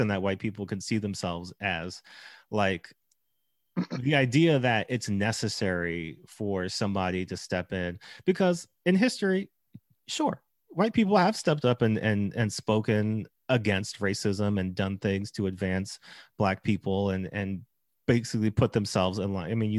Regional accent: New York, United States; And I grew up in Brooklyn. I walked to school with people of all shapes, sizes, and colors.

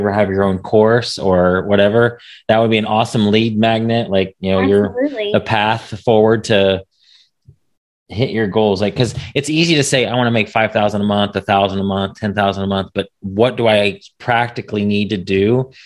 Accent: Indianapolis, Indiana, United States; now in Dallas, United States; I'm from Dallas area, but originally from Indianapolis and the Indianapolis area

